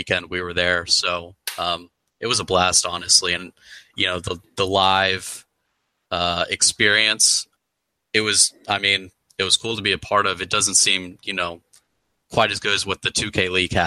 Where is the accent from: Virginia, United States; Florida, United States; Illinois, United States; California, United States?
Virginia, United States; Stafford; I'm from a town called Stafford, Virginia. It's in Northern Virginia, about 40 minutes outside of D.C.